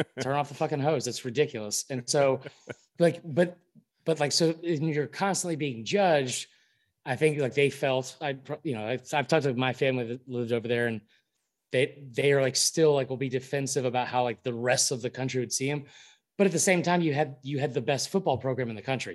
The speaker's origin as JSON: {"language": "English", "town": "Atlanta", "region": "Georgia", "country": "United States", "tie": "born or raised there", "said": "I grew up in Atlanta."}